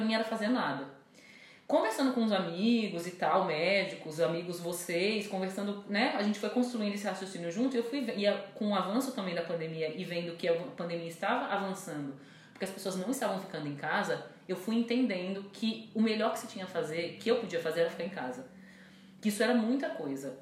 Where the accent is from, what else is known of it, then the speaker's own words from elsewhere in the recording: Brazil; enquanto brasileira